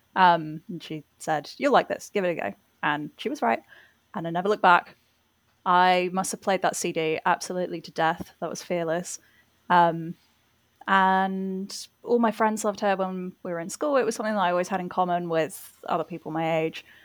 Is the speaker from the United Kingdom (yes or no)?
yes; England, United Kingdom; also born or lived in Rotherhithe, London; I am English